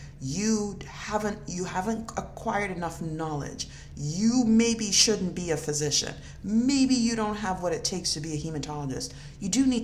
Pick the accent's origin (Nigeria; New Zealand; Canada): Nigeria; moved away; I was born in Nigeria and I grew up in a country of black people.